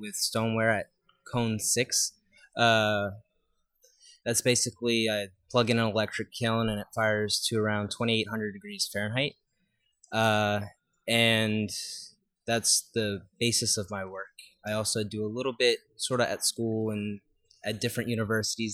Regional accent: New Orleans, Louisiana, United States; also born or lived in Luling, Louisiana; I'm originally from here. I was born and raised in New Orleans.

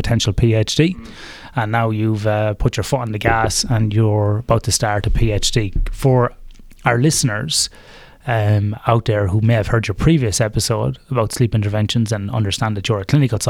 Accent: Athlone, Westmeath, Ireland; My gaming background was in an arcade called Caroline's in Athlone, in my hometown in Westmead in Ireland

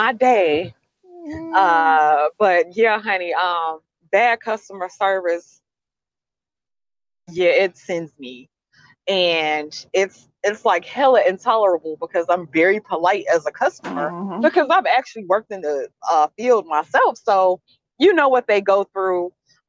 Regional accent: the South, United States; growing up in the South

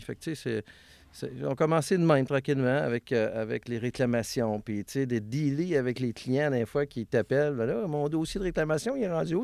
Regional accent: Valleyfield, Quebec, Canada; je suis né à Villevanie, dans un euh, quartier qui appelait ça le Parc Minoun

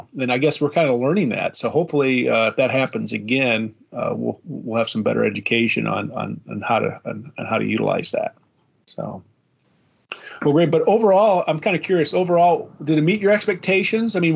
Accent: South Bend, Indiana, United States; I grew up in South Bend

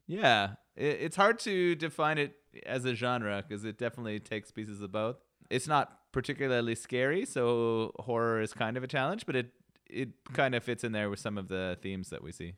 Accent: Canada; growing up in Canada

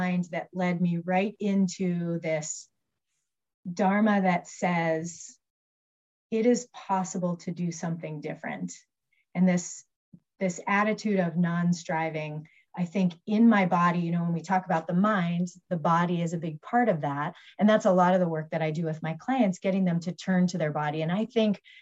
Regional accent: Albuquerque, New Mexico, United States; I was raised Catholic in Albuquerque

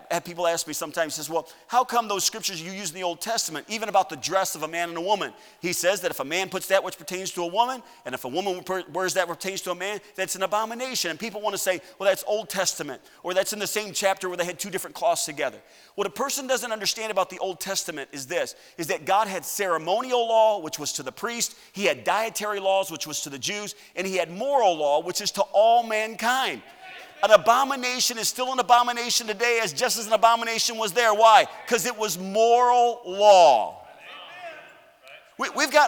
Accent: United States; I'm an American citizen

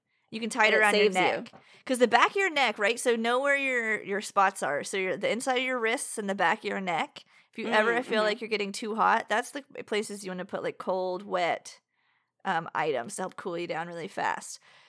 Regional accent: New York, United States; I don't drink water. We're from New York. We only drink wine and beer.

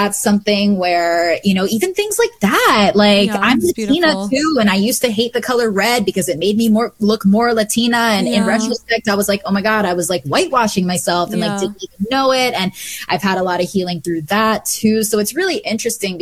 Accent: Bethesda, Maryland, United States; also born or lived in Canada; I grew up on the East Coast in Bethesda, Maryland

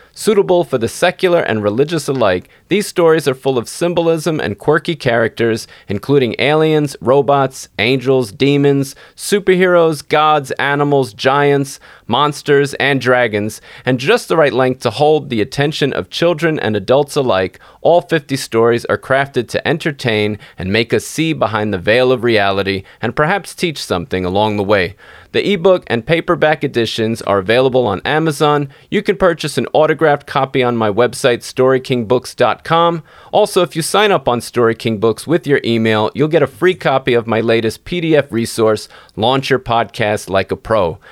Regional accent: New York City, New York, United States; moved away as an adult; now in Tennessee, United States; I'm from New York City too

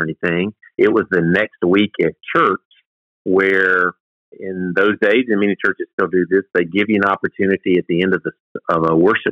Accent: South Carolina, United States; I was born and raised in South Carolina

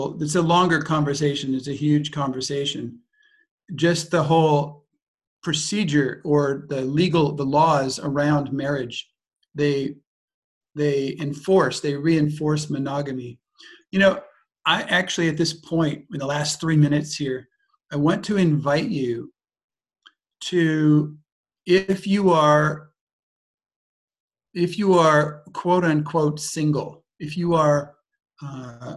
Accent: United States; moved away; also born or lived in Germany / Austria / France

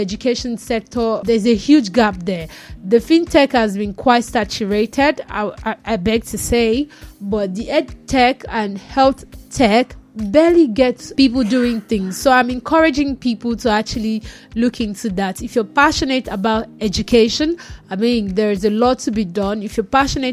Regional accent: Nigeria; As a Nigerian

